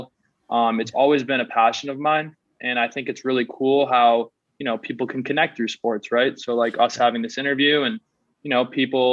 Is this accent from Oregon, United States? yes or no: no; Newton, Massachusetts, United States; also born or lived in New York City; I grew up in Newton, Massachusetts, so it's right outside Boston